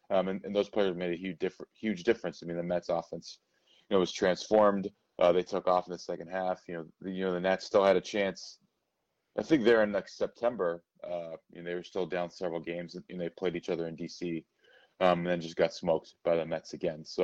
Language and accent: English; Venezuela; I lived overseas you know, growing up, I grew up in Latin America as well, and other places like Venezuela, uh, where, where baseball is huge as well.